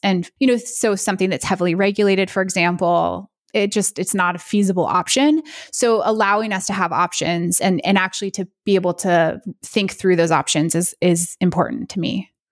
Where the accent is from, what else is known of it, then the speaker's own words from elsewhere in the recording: United States; I'm American